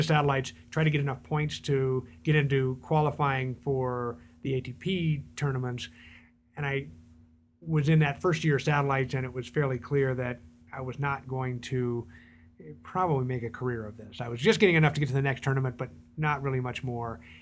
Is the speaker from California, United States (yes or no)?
yes; San Diego, California, United States; moved away as an adult; also born or lived in New York City / Michigan / Hanover, New Hampshire; now in Denver, United States; I was born in New York City, and then we moved around a little bit. But I went to San Diego or arrived in California at 5 and grew up in San Diego